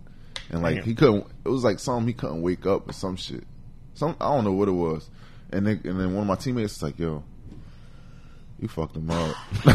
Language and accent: English; East Orange, New Jersey, United States; in Jersey City and I was raised in Northeast Orange.